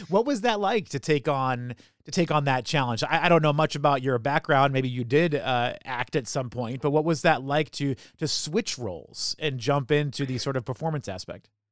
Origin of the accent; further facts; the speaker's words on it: New Hampshire, United States; moved away as an adult; now in Baltimore, United States; I grew up in New Hampshire